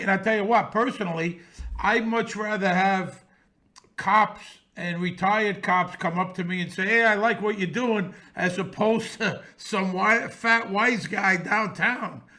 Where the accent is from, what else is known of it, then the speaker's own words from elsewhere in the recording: New York City, New York, United States; I grew up around this in Bensonhurst in the sixties and seventies